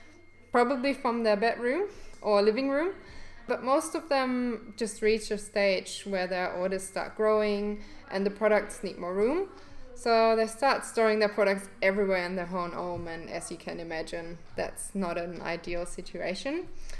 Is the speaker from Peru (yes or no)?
no; Germany; English is a second language; now in Perth, Australia; And originally I came to Perth from Germany 3 years ago